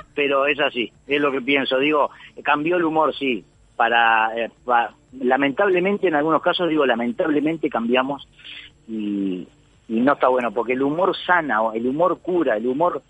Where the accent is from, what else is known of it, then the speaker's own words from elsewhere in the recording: Uruguay; moved away as an adult; now in Argentina; mi ciudad? Donde yo nací, donde me crié